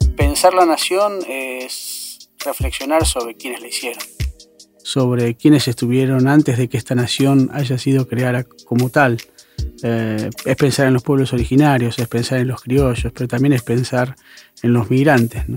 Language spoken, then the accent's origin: Spanish; Argentina; los argentinos somos argentinos